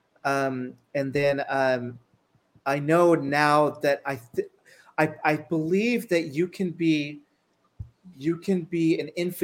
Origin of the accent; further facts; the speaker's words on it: El Paso, Texas, United States; I grew up in El Paso, Texas